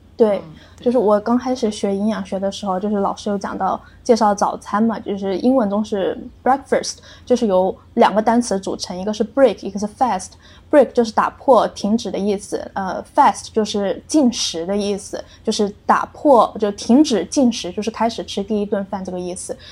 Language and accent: Chinese; Guangdong, China; 因为我是广东人嘛，我很喜欢嗯。就是跟家人一起去吃早茶